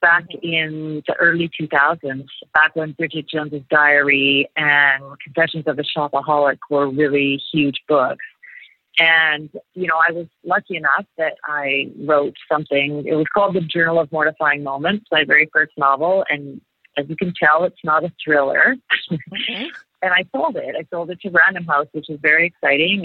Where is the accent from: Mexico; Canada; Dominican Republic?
Canada; northern British Columbia; moved away; also born or lived in Perth, Australia; I grew up in a very small town in the northern part of British Columbia, very much a logging town, a lot of pulp mills, very Canadian experience.